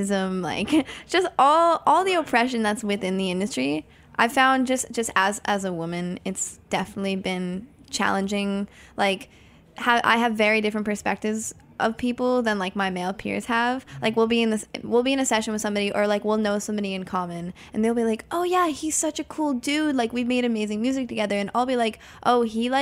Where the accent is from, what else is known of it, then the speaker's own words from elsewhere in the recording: New Jersey, United States; New Jersey, my hometown